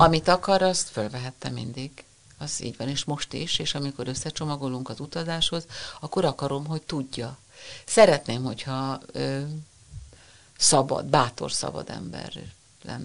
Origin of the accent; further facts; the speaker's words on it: Budapest, Hungary; gyönyörű hatalmas téglás tűzfalak a Ferenc térnél, és hát mi ott nőttünk fel